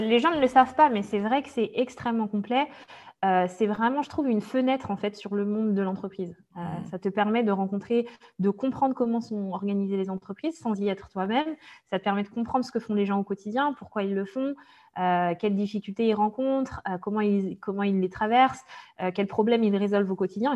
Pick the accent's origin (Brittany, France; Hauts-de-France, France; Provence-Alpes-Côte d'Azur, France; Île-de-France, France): Brittany, France; Brest; je suis née en Bretagne, donc à Brest exactement